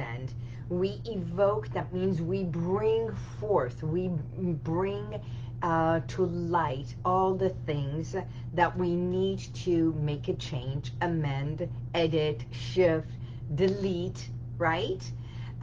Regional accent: Tehran, Tehran Province, Iran; now in United States; I was born in Iran. So Iran, in the capital, which is Tehran

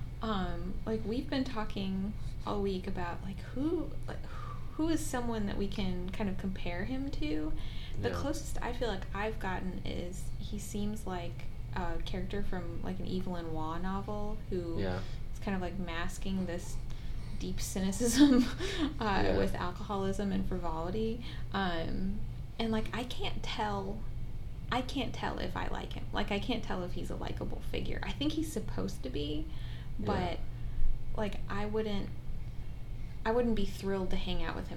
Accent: United States; I'm American

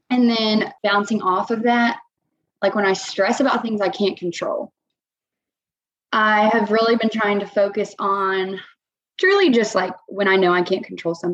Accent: Chattanooga, Tennessee, United States; now in Augusta, United States; so I'm not from the Augusta area. I'm actually from Chattanooga, Tennessee.

